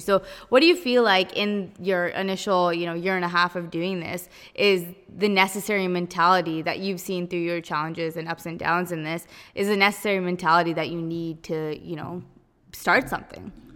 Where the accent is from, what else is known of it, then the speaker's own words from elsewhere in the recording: Abbotsford, British Columbia, Canada; I'm from Abby